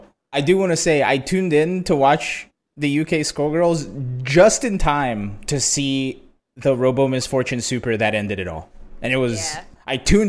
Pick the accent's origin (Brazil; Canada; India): Brazil; No, but I grew up in Brazil, though.